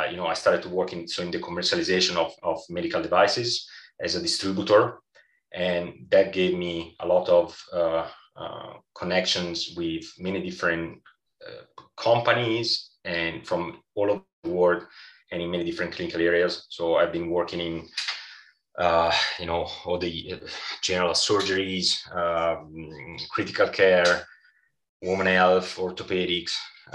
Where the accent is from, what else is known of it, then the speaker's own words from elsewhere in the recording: Italy; as an Italian